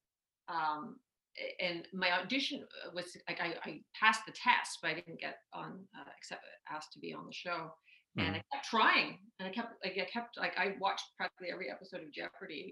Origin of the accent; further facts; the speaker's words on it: Toronto, Ontario, Canada; growing up in Scarborough